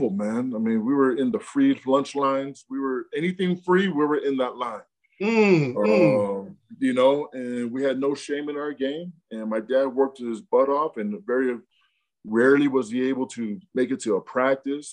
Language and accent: English; Rancho Cucamonga, California, United States; born or raised there; also born or lived in Provo, Utah